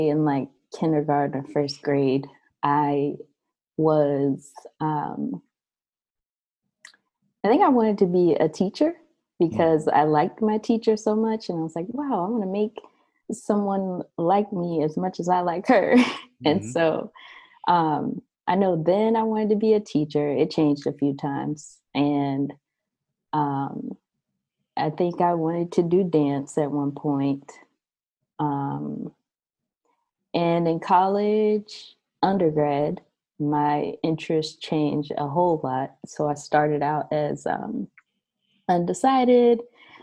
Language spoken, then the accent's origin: English; Columbia, South Carolina, United States; moved away as an adult; now in Charleston, United States; I am from Columbia, South Carolina